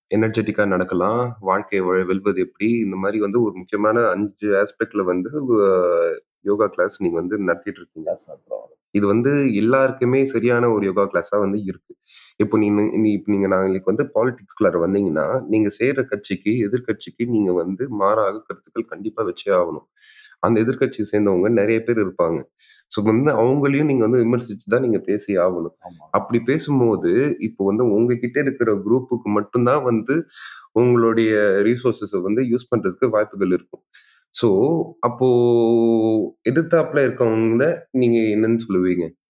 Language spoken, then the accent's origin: Tamil; Puducherry, India; நான் பாண்டிச்சேரிக்காரன்